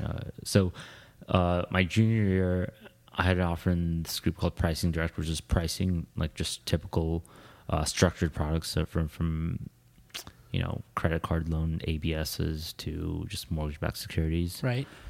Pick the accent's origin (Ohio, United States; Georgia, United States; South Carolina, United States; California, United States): Ohio, United States; moved away as an adult; also born or lived in India / London; now in New York, United States; grew up in Ohio. Well, I was born in India